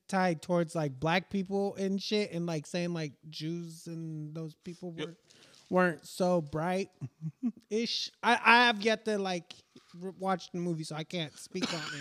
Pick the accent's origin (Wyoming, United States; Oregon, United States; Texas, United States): Oregon, United States; Portland; I grew up in Northeast Portland